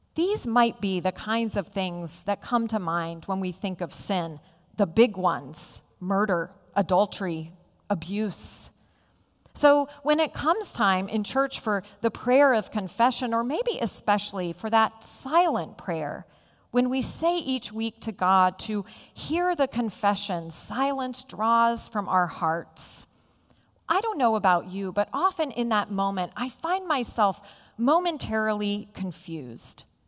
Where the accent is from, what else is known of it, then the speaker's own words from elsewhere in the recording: Roanoke, Virginia, United States; When I was a child growing up in Roanoke